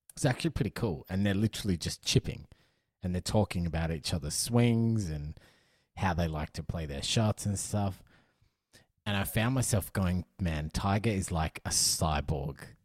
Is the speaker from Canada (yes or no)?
no; Australia; as an Australian